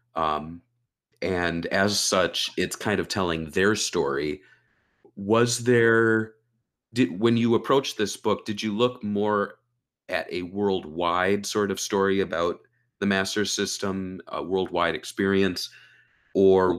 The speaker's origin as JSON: {"language": "English", "country": "United States", "tie": "born or raised there", "said": "as an American growing up"}